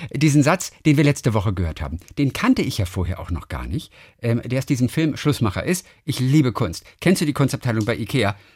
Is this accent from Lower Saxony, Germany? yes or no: no; Lübeck, Schleswig-Holstein, Germany; born there; Und die Altstadt von Lübeck, meine Geburtsstadt